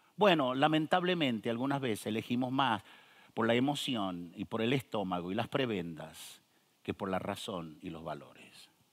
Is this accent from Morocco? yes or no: no; northern Argentina, Argentina; yo nací en el norte de Argentina